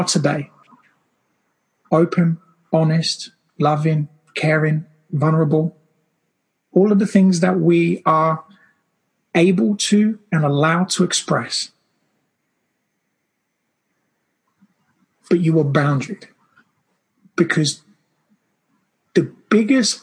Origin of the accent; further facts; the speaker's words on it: Brazil; I grew up in Brazil, and my family just kept multiplying